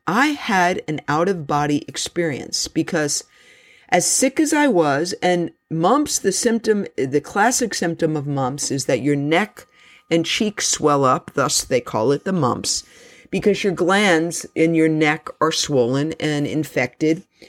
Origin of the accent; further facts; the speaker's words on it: New York City, New York, United States; my story began when I was born in Jamaica Hospital in Queens, New York City